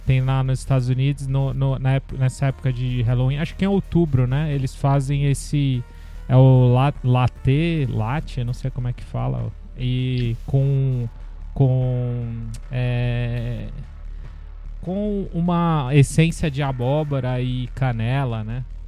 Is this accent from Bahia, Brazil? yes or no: no; Santos, São Paulo, Brazil; da minha terra natal, Santos, que não é exatamente minha terra natal, mas é a terra que eu considero minha terra natal